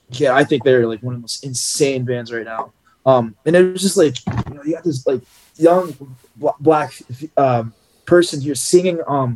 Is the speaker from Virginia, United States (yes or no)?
yes; outside of Richmond, Virginia, United States; I grew up outside of Richmond